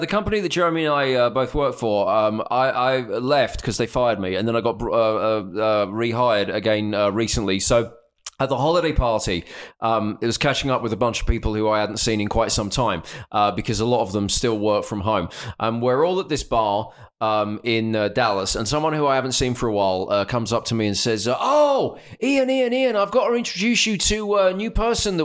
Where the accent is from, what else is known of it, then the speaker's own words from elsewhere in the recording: Essex, East of England, United Kingdom; now in Texas, United States; I'm from Essex.